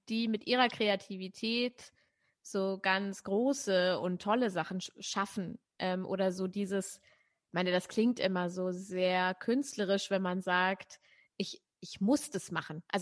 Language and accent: German; Braunschweig, Lower Saxony, Germany; dann sind wir äh, in Braunschweig, wo ich aufgewachsen bin, oft mit der Straßenbahn gefahren